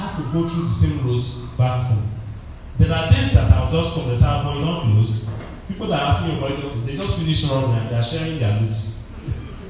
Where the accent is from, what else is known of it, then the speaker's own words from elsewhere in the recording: Delta, Nigeria; where are you from? I said, Delta